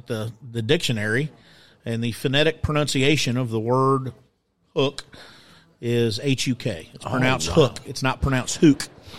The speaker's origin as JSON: {"language": "English", "region": "South Carolina", "country": "United States", "tie": "born or raised there", "said": "I grew up hunting in South Carolina and fell in love with turkey hunting at a young age and deer hunting."}